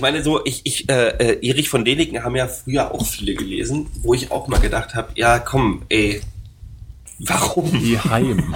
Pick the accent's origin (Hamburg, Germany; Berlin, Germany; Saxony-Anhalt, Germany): Berlin, Germany; als Berliner